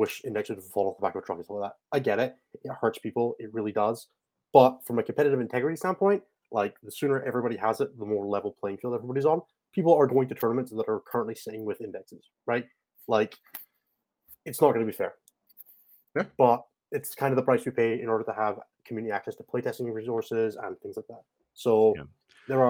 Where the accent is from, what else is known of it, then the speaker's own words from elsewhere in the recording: Scotland, United Kingdom; I treat being Scottish as a big part of my competitive 40K identity. I am first and foremost, above everything else, part of Team Scotland